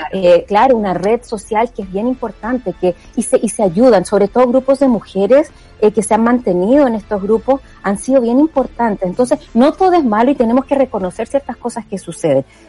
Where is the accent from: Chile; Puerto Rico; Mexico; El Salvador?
Chile